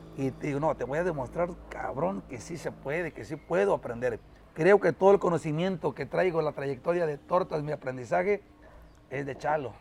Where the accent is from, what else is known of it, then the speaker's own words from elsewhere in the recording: Carrillo Puerto, Veracruz, Mexico; Nosotros somos de acá, de un rancho que se llama El Espinal, municipio de Carrillo